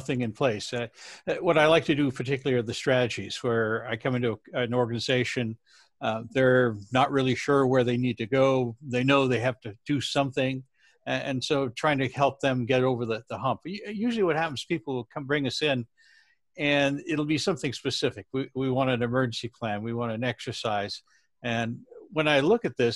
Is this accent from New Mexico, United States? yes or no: no; San Francisco, California, United States; my hometown with you know, my friends and family